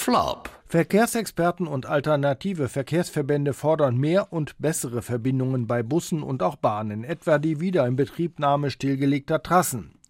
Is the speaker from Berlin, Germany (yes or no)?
no; Saarland, Germany; Wir sind als Saarländer einfach begeistert.